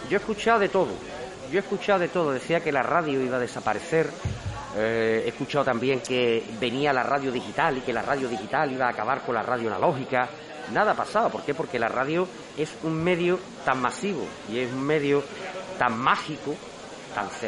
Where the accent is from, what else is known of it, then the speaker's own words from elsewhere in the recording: Jerez, Andalusia, Spain; now in Sanlúcar de Barrameda, Spain; Yo soy de Jerez.